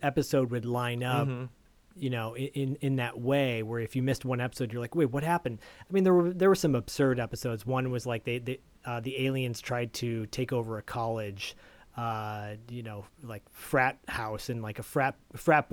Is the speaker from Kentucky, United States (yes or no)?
no; Bay Area, California, United States; Diallo and I grew up in the Bay Area around the same area